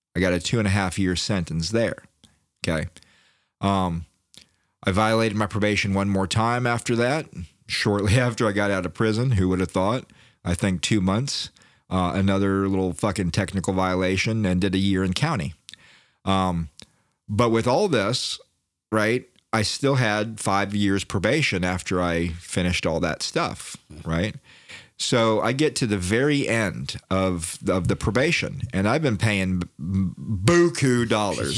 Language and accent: English; Daytona Beach, Florida, United States; I'm from Daytona